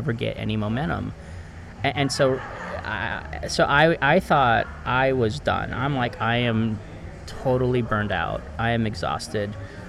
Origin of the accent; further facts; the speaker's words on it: Los Angeles, California, United States; I was raised on Brand Boulevard, which is right next to San Fernando Mission.